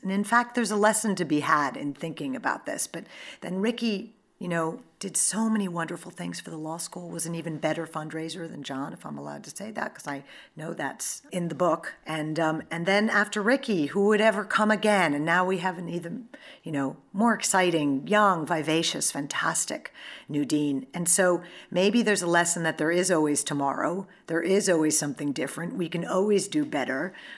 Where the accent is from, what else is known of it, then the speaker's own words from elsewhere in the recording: New York, United States; I'm a New Yorker